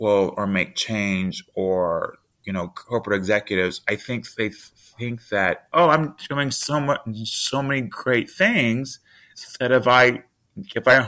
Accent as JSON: {"language": "English", "region": "the South", "country": "United States", "tie": "born or raised there", "said": "I was raised in the South"}